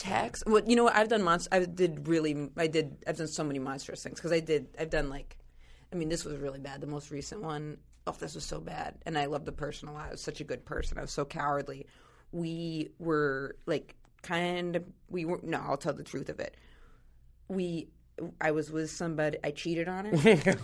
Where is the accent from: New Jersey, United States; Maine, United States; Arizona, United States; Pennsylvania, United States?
Maine, United States; I'm from Maine